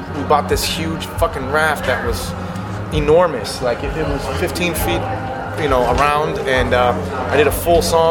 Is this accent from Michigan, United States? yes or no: no; Minnesota, United States; I'm a Minnesotan